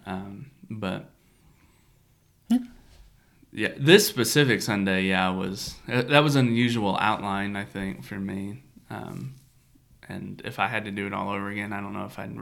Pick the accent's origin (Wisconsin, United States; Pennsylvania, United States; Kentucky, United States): Kentucky, United States; moved away as an adult; also born or lived in Illinois; now in East Tennessee, United States; we grew up in Kentucky, but then we were in Illinois for 8 years.